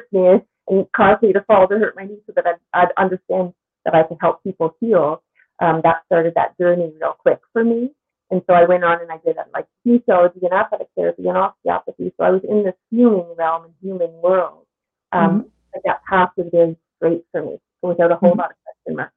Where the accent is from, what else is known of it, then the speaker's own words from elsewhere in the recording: Newfoundland and Labrador, Canada; I'm from Newfoundland, so I grew up across the street from the ocean